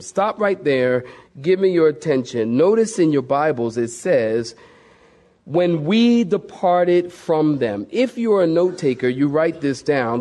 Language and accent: English; Philadelphia, Pennsylvania, United States; I'm from Philadelphia, big city, and we have the subway